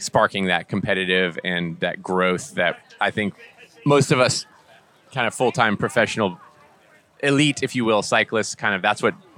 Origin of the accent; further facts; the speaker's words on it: Austin, Texas, United States; I'm from Austin in Texas